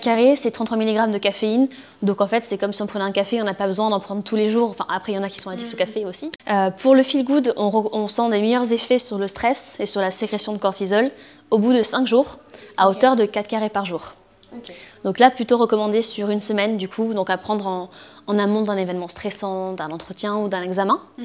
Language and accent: French; Bordeaux, Nouvelle-Aquitaine, France; also born or lived in Nantes; je suis née ici à Bordeaux